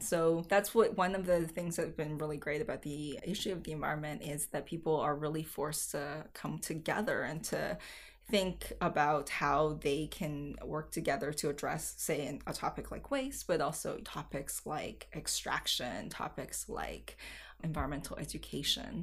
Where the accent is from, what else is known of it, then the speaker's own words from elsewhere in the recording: Chengdu, Sichuan, China; I grew up in Chengdu